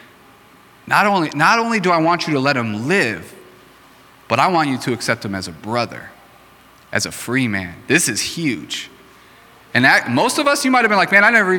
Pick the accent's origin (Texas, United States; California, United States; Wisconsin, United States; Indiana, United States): Wisconsin, United States; Racine; I grew up in Racine